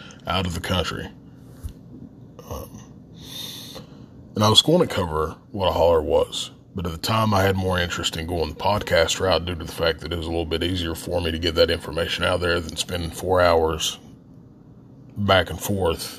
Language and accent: English; southern West Virginia, United States; accent: Appalachian; We say creek in southern West Virginia.